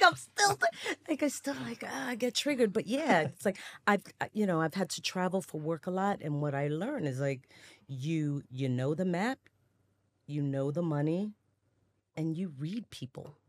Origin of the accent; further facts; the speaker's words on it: New York City, New York, United States; I was, you know, growing up in the Bronx when it was on fire all day